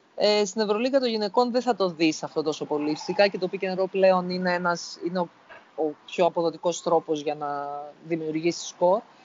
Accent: Greece; σαν Έλληνες

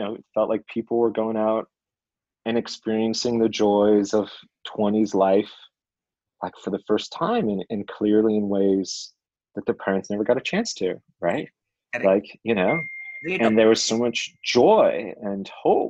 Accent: California, United States; moved away as an adult; also born or lived in Seattle; now in Bangalore, India; I grew up in California.

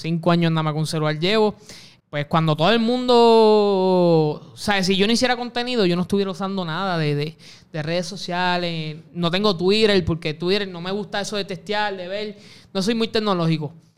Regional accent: Puerto Rico; Puerto Rico, me siento puertorriqueño

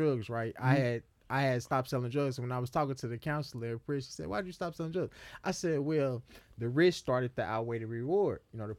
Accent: Chicago, Illinois, United States; Now, I had a long list of charges because when I came from Chicago, you know, we sold drugs on the street.

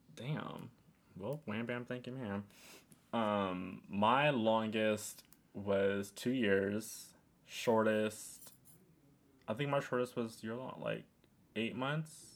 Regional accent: New York City, New York, United States; I was in Queens

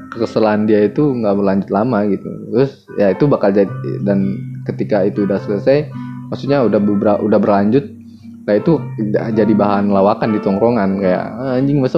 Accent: Lubuk Alung, West Sumatra, Indonesia; now in Bekasi, Indonesia; kalau gue ke ke kampung gue nih di Lubuk Alung di Sumatera Barat gue punya temen di situ

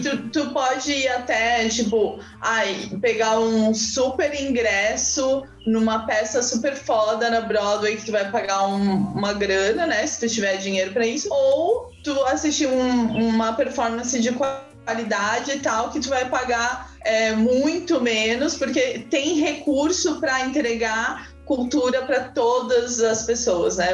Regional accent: Joinville, Santa Catarina, Brazil; estou aqui diretamente de Joinville, Santa Catarina

